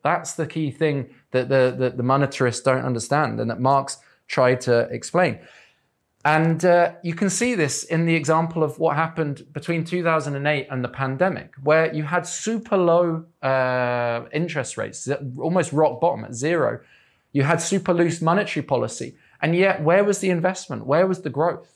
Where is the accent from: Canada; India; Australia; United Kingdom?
United Kingdom; England; I'm English